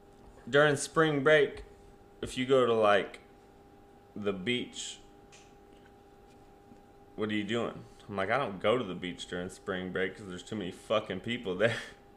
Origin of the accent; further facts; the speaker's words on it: Utah, United States; moved away; also born or lived in California; where are you from? I said, Utah.